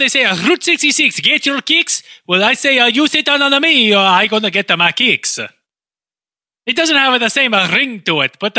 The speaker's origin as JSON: {"language": "English", "country": "Italy", "said": "I'm from Italy. What to make you think? What about me and my physical appearance makes you think I am not from Italy?"}